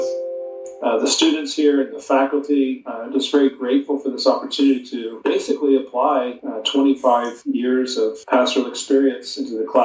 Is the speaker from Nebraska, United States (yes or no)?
yes; Western Nebraska, United States; moved away as an adult; also born or lived in Massachusetts; I was raised in Western Nebraska